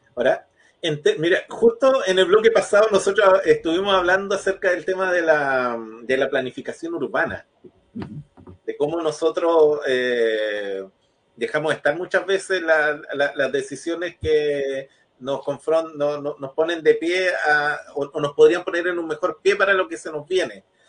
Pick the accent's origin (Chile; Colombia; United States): Chile; now in Chillán, Chile; yo no soy de Ñuble, yo me, crié en otra región y una de las cosas que me llamó la atención cuando llegué a Chillán